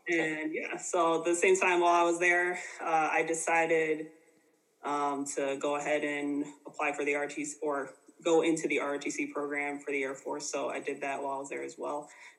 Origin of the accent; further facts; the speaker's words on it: Canton, Michigan, United States; moved away as an adult; also born or lived in Detroit, Michigan / Kentucky / Anchorage, Alaska; now in Germany; So I grew up in Southeast Michigan, was born in Detroit, grew up in Canton, Michigan, lived there my entire life until I was 18.